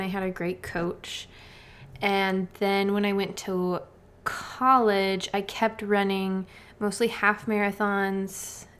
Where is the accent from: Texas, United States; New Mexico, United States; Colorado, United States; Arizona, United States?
Arizona, United States; I grew up in Arizona.